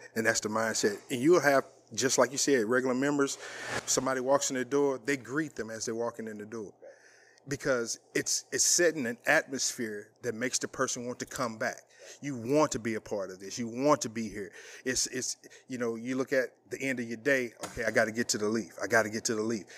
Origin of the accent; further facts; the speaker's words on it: East St. Louis, Illinois, United States; moved away; also born or lived in Abilene; I'm from East Saint Louis, Illinois